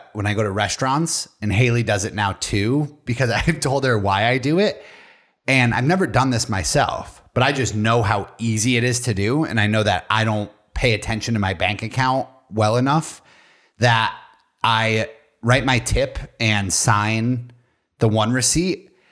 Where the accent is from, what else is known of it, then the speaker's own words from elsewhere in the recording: Spain; I'm from Spain. Hello, I'm from Spain.